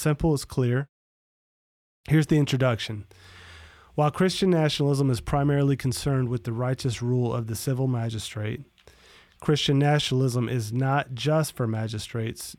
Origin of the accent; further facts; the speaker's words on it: Florida, United States; growing up in Florida